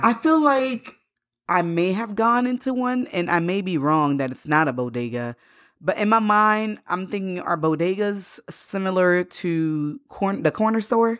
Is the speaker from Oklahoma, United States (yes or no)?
no; Florida, United States; also born or lived in Haiti; growing up in Florida, when we first came here, um, in the late eighties when we moved from Haiti